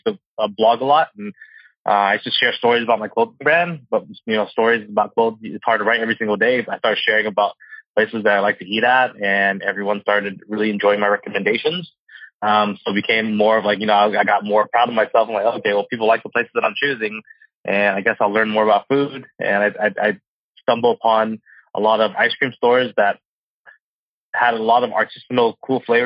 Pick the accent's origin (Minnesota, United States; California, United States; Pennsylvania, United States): California, United States; Orange County; Born and raised in Orange County my entire life. I still live there to today